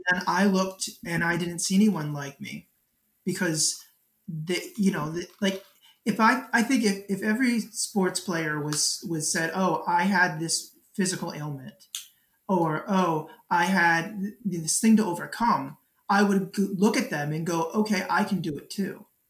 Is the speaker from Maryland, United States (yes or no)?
yes; Baltimore County, Maryland, United States; I grew up in Baltimore County